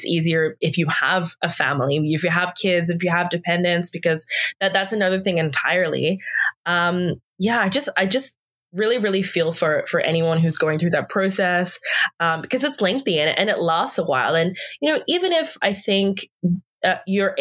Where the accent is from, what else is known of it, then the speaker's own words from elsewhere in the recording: Australia; now in Canada; I'm from Australia